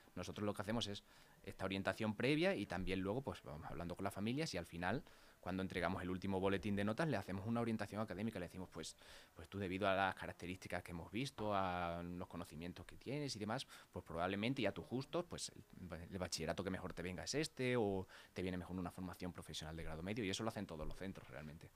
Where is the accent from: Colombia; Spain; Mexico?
Spain; Mérida, Extremadura; moved away as an adult; now in Leganés, Spain; yo soy de Mérida, de Extremadura